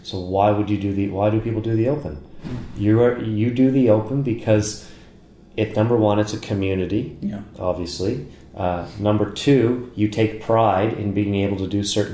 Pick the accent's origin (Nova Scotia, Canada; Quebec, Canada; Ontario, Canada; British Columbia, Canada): Nova Scotia, Canada; Bridgewater; my hometown of where I grew up